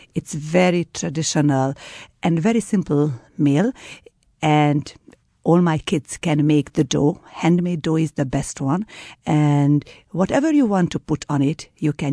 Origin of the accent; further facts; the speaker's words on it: Hungary; I am from Hungary